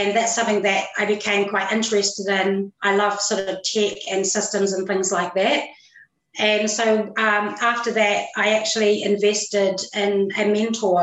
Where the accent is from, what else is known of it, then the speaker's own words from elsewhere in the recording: New Zealand; I'm actually a Kiwi. I'm from New Zealand.